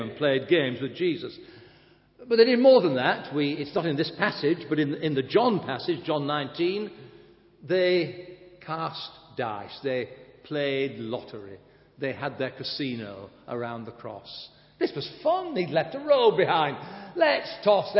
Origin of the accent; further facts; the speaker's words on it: Blackburn, North West England, United Kingdom; moved away; my hometown in Blackburn